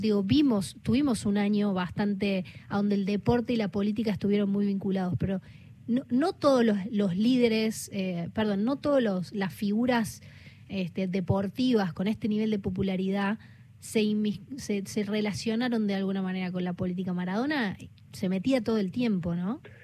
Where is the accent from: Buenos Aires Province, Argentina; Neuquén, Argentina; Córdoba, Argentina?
Córdoba, Argentina; yo como cordobesa